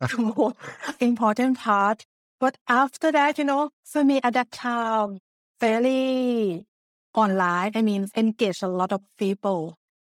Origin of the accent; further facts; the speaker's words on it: Thailand; English is a second language; moved away as an adult; also born or lived in Japan; now in Netherlands; I was born in Thailand before moving to Japan for studying Japanese and also worked there for two years